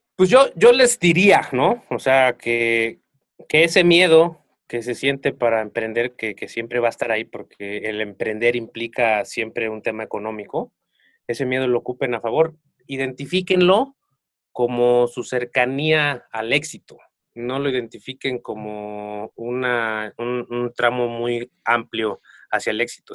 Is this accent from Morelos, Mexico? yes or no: yes; Acatlipa, Morelos, Mexico; moved away as an adult; now in Cuernavaca, Mexico; yo soy de un pueblo aquí muy cerca de Cuernavaca que se llama Acatlipa. Yo salí de mi pueblo hace aproximadamente como 12 años. Me vine a vivir aquí a Cuernavaca